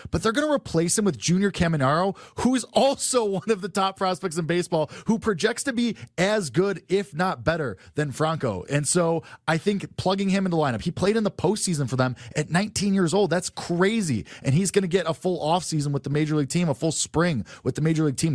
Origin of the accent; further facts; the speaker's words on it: Chicago, Illinois, United States; I'm very clearly from Chicago.